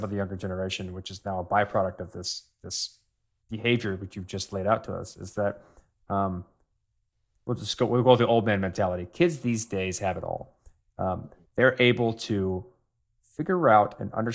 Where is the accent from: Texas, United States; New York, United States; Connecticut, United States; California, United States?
Texas, United States; now in Maryland, United States; growing up in Texas